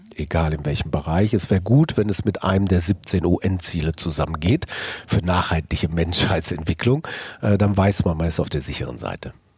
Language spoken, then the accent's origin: German; Ruhr area, North Rhine-Westphalia, Germany; also born or lived in Cologne; Ich bin geboren im Kohlenpott 1963 äh, und das prägt dich. Das heißt, du hast schon Maloche gelernt und Kumpelmentalität